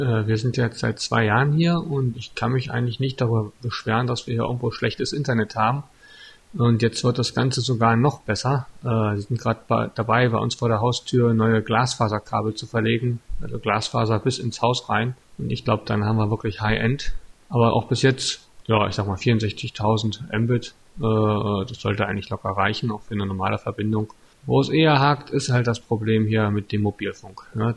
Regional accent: Altmark, Saxony-Anhalt, Germany; now in Stendal, Germany; ich komme ursprünglich aus der Altmark

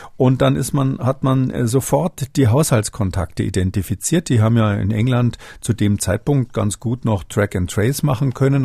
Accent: Germany; bei uns in Deutschland

